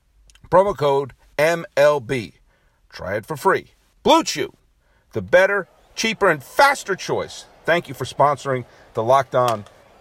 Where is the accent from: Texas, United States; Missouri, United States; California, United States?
Missouri, United States; also born or lived in Illinois; I grew up in Missouri. I grew up in Southern Illinois.